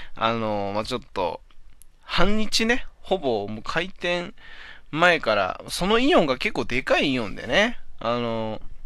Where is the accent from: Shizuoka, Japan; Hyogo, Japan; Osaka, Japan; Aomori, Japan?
Aomori, Japan; Hachinohe; moved away as an adult; now in Kanto, Japan; 俺地元の、地元、 八戸にいた頃はね、みんなジャスコ、ジャスコって言ってたんだけどね。